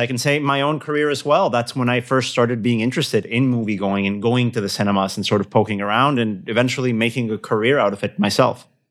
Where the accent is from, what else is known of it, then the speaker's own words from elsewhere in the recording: Querétaro, Mexico; I'm from Querétaro, town for listeners in, in the city in, in the center of Mexico